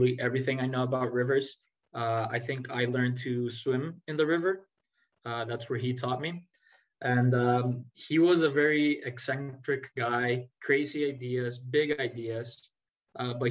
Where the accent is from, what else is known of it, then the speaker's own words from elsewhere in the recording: Costa Rica; also born or lived in Jacksonville, Florida; I grew up in Costa Rica. I lived here for 18 years